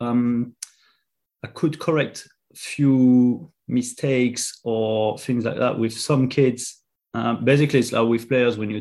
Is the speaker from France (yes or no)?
yes; France; English is a second language; moved away as an adult; now in London, United Kingdom; I'm from France originally, as you can probably hear